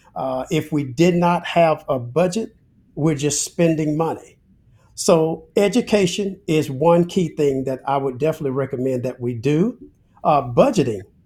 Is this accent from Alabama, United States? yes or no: yes; Alabama, United States; I'm a Southern guy. I'm originally from Alabama